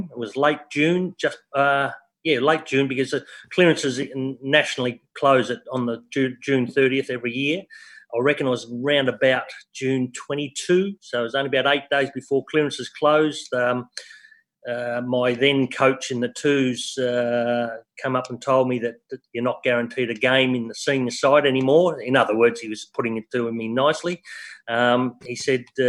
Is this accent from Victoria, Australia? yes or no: yes; Melbourne, Victoria, Australia; moved away as an adult; also born or lived in Perth, Western Australia / Geelong; we lived in West Heidelberg, born and bred in West Heidelberg